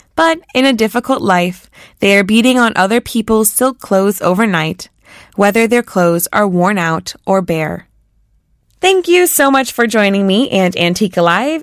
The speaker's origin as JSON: {"language": "English", "country": "United States", "moved": "yes", "lives_now": "South Korea", "said": "since I'm American, I'm used to living with a clothing dryer. So coming to Korea"}